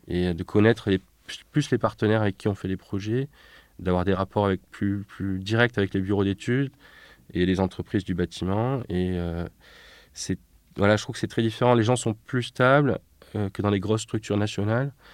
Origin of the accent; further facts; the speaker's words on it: Nîmes, Occitania, France; also born or lived in Paris; en 1989, quand j'ai eu 5 ans, nous avons quitté Paris pour Nîmes